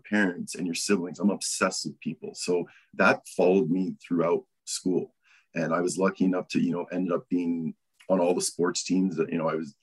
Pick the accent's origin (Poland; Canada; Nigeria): Canada; Calgary, Alberta; born and raised Calgary, still here